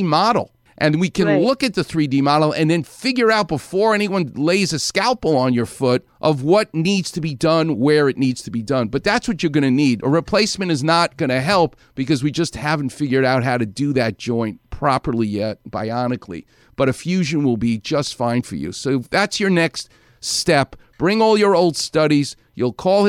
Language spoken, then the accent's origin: English; New York City, New York, United States; a New Yorker like me. I'm from Far Rockaway.